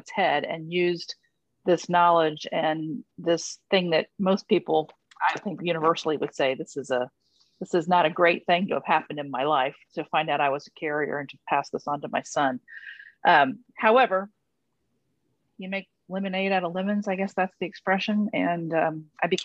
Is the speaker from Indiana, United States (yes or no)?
yes; Indianapolis, Indiana, United States; I moved here back to Indianapolis